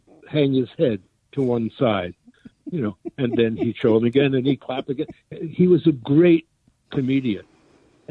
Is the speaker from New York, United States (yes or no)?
yes; New York City, New York, United States; I was born and raised in Brooklyn, New York. Perhaps you can hear it still in my accent